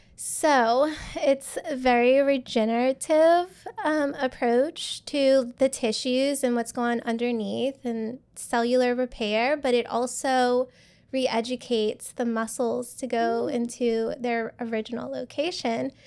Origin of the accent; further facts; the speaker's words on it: Louisiana, United States; now in Houston, United States; I'm from Louisiana